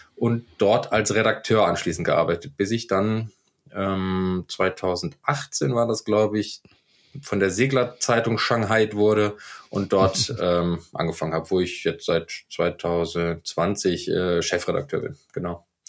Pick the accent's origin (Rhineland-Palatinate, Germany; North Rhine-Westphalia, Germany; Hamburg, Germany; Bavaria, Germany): North Rhine-Westphalia, Germany; Düsseldorf; moved away as an adult; also born or lived in Rostock; ich bin gebürtiger Düsseldorfer und mich hat es 2005 an die Küste nach Rostock verschlagen